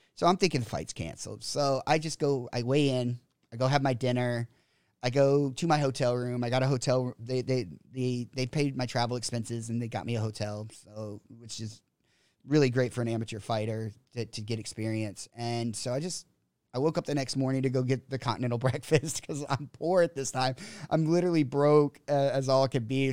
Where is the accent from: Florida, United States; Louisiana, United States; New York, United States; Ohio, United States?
Louisiana, United States; South; moved away as an adult; also born or lived in Texas; now in Phuket, Thailand; born in Texas, grew up in South Louisiana